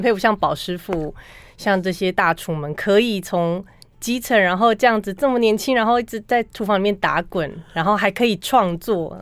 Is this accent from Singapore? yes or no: no; Pingtung County, Taiwan; 我是，呃，土生土长在台湾长大，然后以前，以前，呃，一开始的时候是做行销